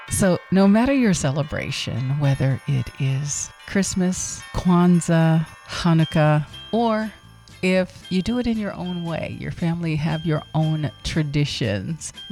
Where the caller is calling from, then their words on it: Atlanta, Georgia, United States; I'm calling from Atlanta, Georgia